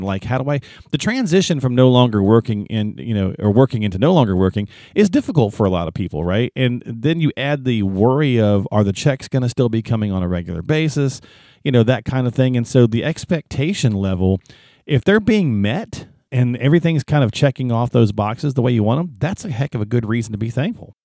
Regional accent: the South, United States; I'm a Southerner

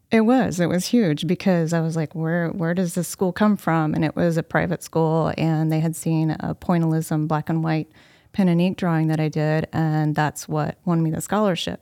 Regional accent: Anna, Illinois, United States; I have lived in Anna nearly my entire life

